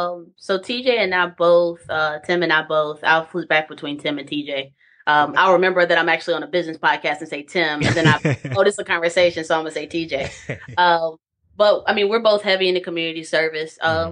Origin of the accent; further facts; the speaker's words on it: Charlotte, North Carolina, United States; So I'm originally from Charlotte, North Carolina. Born and raised all 18 years until I decided to go to North Carolina A&T for a computer science degree.